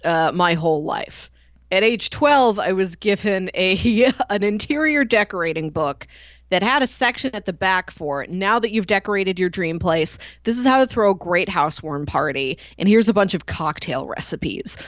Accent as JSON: {"language": "English", "region": "Midwest", "country": "United States", "said": "me as a Midwesterner"}